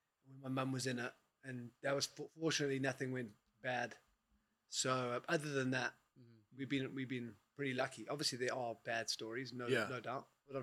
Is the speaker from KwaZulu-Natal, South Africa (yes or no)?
no; Johannesburg, Gauteng, South Africa; born or raised there